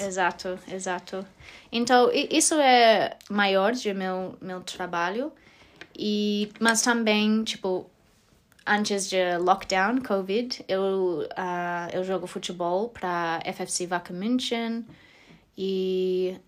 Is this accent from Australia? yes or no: yes; Australia; Portuguese is a second language; moved away as an adult; also born or lived in Porto Alegre, Brazil; now in Germany; eu sou australiana